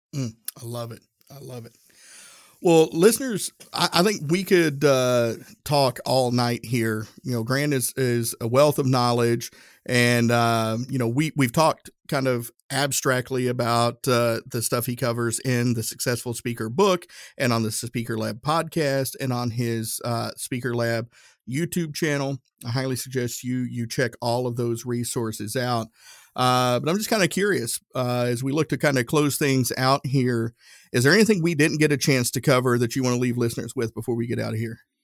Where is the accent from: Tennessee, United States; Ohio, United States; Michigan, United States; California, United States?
Tennessee, United States; Northeast; now in Indianapolis, United States; I'm from Northeast Tennessee